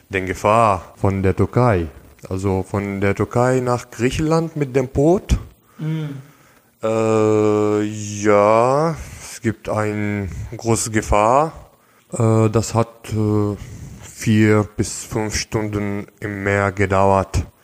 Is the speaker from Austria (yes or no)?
no; Syria; moved away as an adult; now in Germany; Ich komme ursprünglich aus Syrien, bin 27 Jahre alt, bin in Deutschland seit äh, ungefähr fünf Jahren